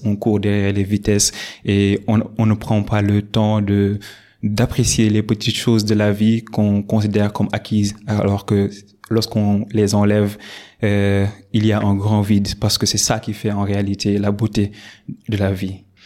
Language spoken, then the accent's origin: French; Dakar, Senegal; also born or lived in Saint-Louis, Senegal; je suis né à Dakar. Euh, j'ai fait mes études primaires au groupe scolaire Nelson Mandela